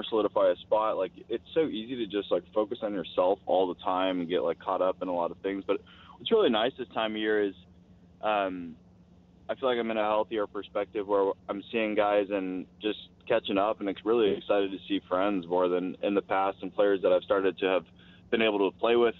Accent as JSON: {"language": "English", "town": "Oakland", "region": "California", "country": "United States", "tie": "born or raised there", "said": "I'm from Oakland, so I grew up a Raiders fan"}